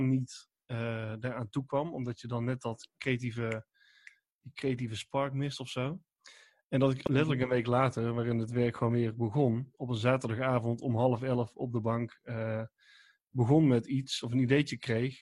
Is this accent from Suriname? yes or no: no; 's-Hertogenbosch, North Brabant, Netherlands; ik kom uit Den Bosch